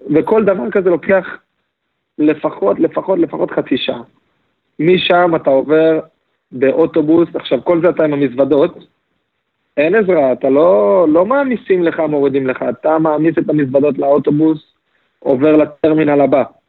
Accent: Israel; לנו כישראלים

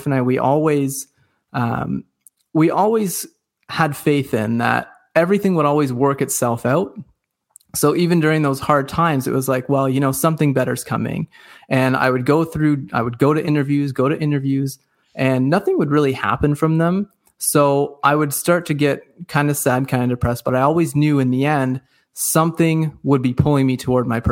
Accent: Dundas, Ontario, Canada; also born or lived in Cambridge, Ontario; I live in a small town called Dundas. It's part of a bigger community called Hamilton, and it's about 40 minutes away from Toronto. So for those of you who are listening, you probably know where Toronto is, but you probably wouldn't know where Dundas is. It's just a small little valley town. Born and raised here

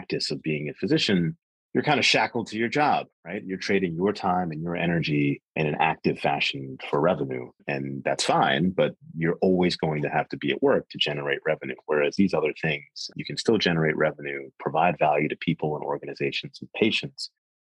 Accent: Jersey Shore, New Jersey, United States; now in Wilmington, United States; I'm from the Jersey Shore

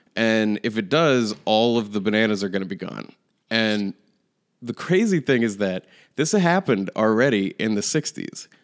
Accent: Manchester, New Hampshire, United States; my hometown

